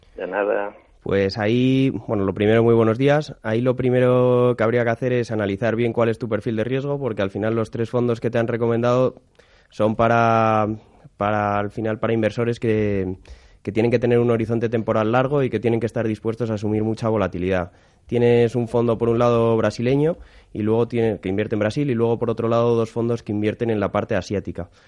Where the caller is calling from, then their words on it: Madrid, Community of Madrid, Spain; llamo desde Madrid.